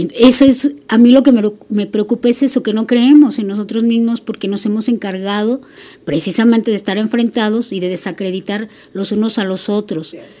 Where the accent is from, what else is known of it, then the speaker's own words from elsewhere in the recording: Mexico; como buena mexicana